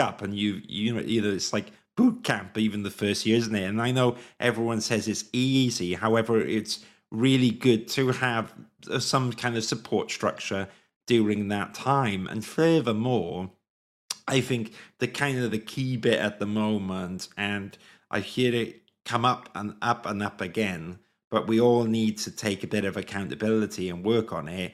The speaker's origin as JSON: {"language": "English", "town": "Swansea", "region": "Wales", "country": "United Kingdom", "tie": "born or raised there", "also_born_or_lived": "London", "moved": "as an adult", "said": "I grew up in Wales, South Wales"}